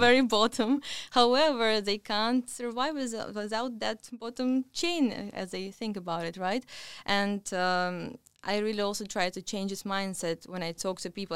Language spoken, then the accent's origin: English; Russia; moved away as an adult; now in London, United Kingdom; originally I come from Russia